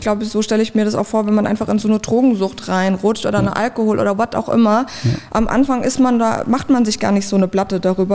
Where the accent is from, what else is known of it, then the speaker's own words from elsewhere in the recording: a village near Mannheim, Baden-Württemberg, Germany; now in Berlin, Germany; ich komme richtig vom Dorf aus der Nähe von Mannheim